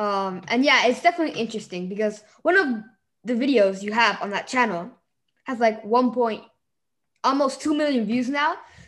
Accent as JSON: {"language": "English", "country": "Mexico", "said": "I'm from Mexico."}